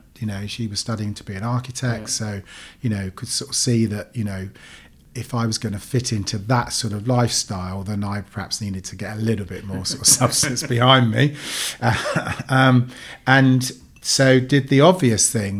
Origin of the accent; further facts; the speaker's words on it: Ferndown, South West England, United Kingdom; also born or lived in Cyprus; I grew up in Ferndown, left school with little or no qualifications